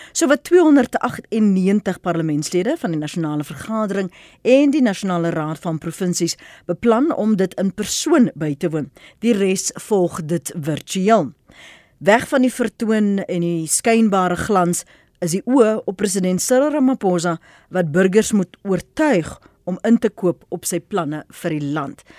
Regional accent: South Africa; ons as Suid-Afrikaners

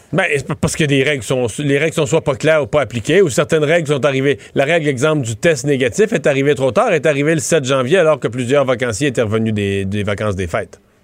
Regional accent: Rivière-du-Loup, Quebec, Canada

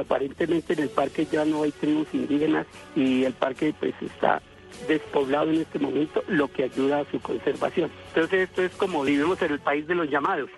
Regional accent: Colombia; como colombiano

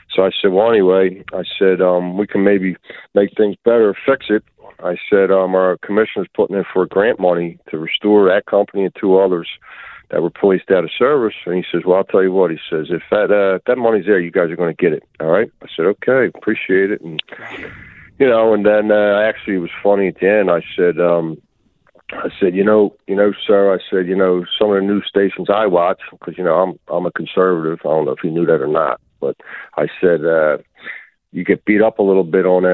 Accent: Philadelphia, Pennsylvania, United States; I grew up in Kensington and and and down in um Juniata

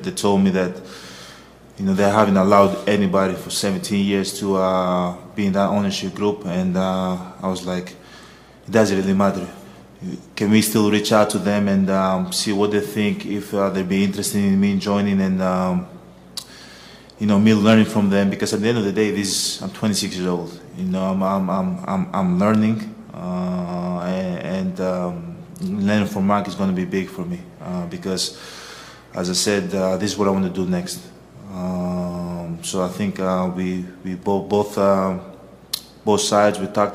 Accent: Greece; moved away as an adult; growing up in Greece

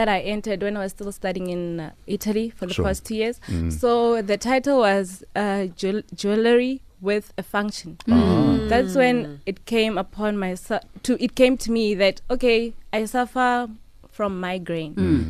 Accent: Polokwane, Limpopo, South Africa; I was born and raised in Tendo Block F

